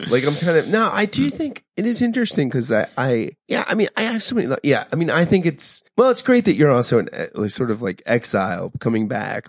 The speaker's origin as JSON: {"language": "English", "country": "United States", "said": "I feel like I'm so American"}